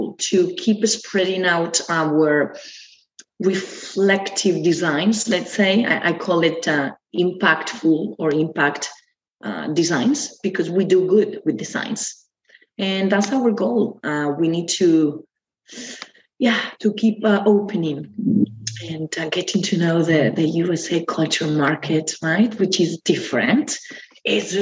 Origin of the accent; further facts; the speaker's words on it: Argentina; Yes, I'm from Argentina. We are all from Argentina.